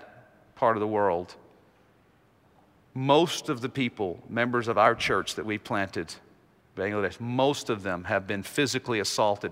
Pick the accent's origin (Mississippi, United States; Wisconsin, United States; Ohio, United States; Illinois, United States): Mississippi, United States; Jackson; moved away as an adult; also born or lived in Philippines; now in Nashville, United States; my hometown of Jackson, Mississippi